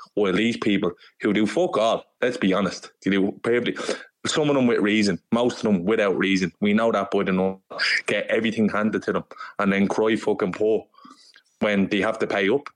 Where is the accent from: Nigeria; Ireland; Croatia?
Ireland; Dublin, Leinster; I'm from Dublin